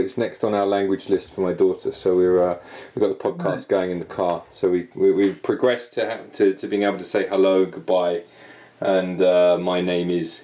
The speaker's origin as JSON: {"language": "English", "country": "United Kingdom", "moved": "yes", "said": "obviously I'm British"}